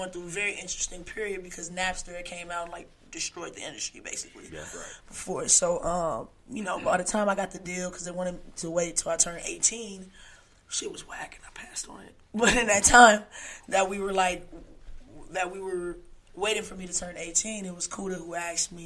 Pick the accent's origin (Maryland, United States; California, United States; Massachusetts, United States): California, United States; Los Angeles; I'm from Los Angeles